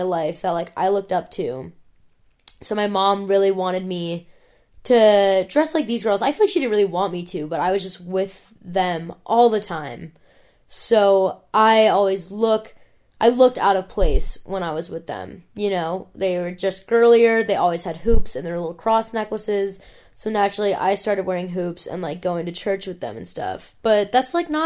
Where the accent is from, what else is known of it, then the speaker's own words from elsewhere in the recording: an hour outside of Cleveland, Ohio, United States; I grew up in Ohio. I didn't grow up in Columbus or Cleveland. I grew up an hour outside of Cleveland